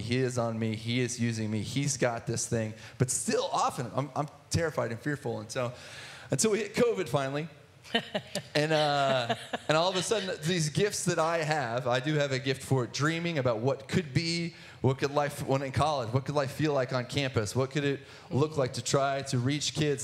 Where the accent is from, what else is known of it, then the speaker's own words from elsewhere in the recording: Athens, Ohio, United States; I grew up in Athens, Ohio, in the sticks outside of Ohio University